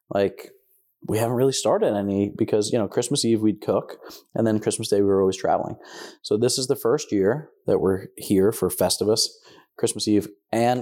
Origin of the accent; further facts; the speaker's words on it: New Jersey, United States; so we're from Jersey, heavy Italian influence